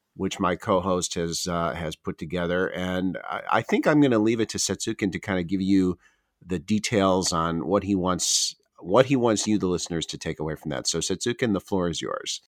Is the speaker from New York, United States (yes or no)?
no; Chicago, Illinois, United States; born or raised there; moved away as an adult; also born or lived in Tokyo, Japan; now in Japan